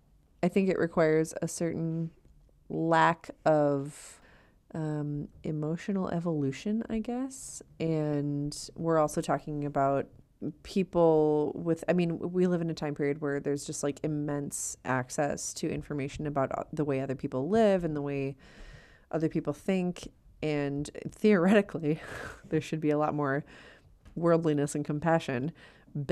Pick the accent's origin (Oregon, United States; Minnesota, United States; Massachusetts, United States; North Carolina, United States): Minnesota, United States; Edina; I'm from Edina